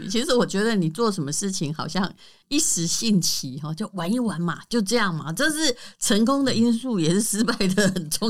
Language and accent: Chinese; Taiwan; 我是本省人小孩，